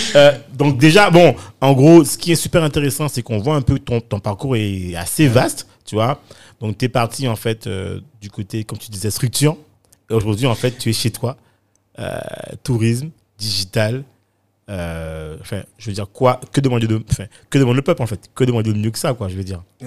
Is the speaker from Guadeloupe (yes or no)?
yes; Guadeloupe; moved away; also born or lived in Bedford, England / Paris, France; je suis parti de, de la Guadeloupe, enfin des Antilles, hein, enfin de la Caraïbe